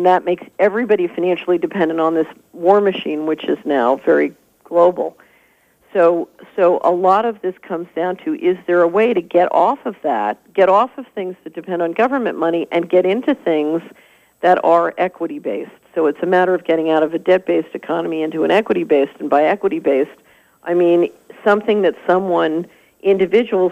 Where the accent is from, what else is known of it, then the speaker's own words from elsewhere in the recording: Tennessee, United States; I'm from Tennessee